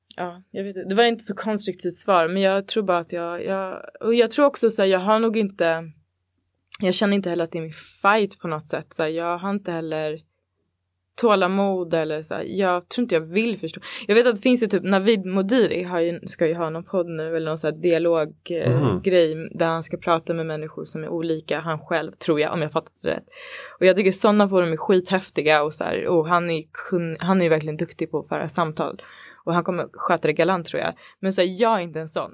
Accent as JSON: {"language": "Swedish", "town": "Botkyrka", "region": "Stockholm County", "country": "Sweden", "tie": "born or raised there", "moved": "as an adult", "lives_now": "Stockholm, Sweden"}